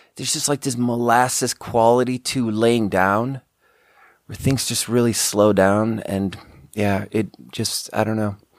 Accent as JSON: {"language": "English", "country": "Sweden", "tie": "born or raised there", "also_born_or_lived": "China", "second_language": "English", "moved": "as an adult", "said": "We grew up together in Sweden"}